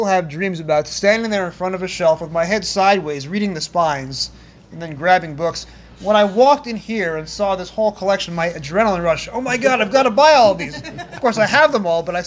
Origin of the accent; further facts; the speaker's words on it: Long Island, New York, United States; I grew up on Long Island, about 20 exits west of here